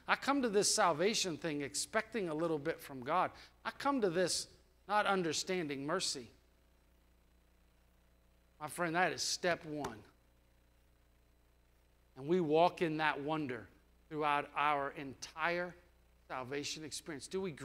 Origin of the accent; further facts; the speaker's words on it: United States; born there; It's not because I was born in the United States.